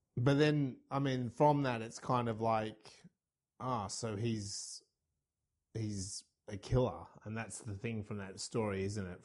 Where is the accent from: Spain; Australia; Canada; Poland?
Australia; I'm Australian